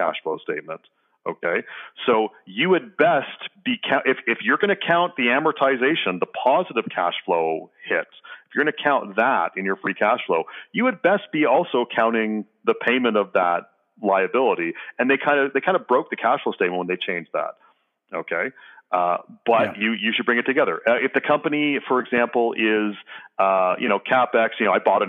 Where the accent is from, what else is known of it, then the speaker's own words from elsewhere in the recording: Canada; I'm Canadian